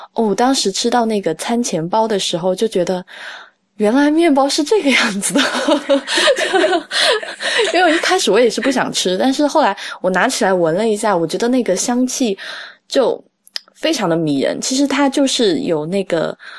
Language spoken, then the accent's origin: Chinese; Sichuan, China; 我在四川长大嘛